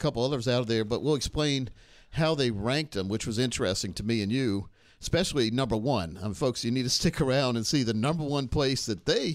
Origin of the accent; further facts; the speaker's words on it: Laurinburg, North Carolina, United States; moved away; I'm a Scotland County boy from Warrenburg, North Carolina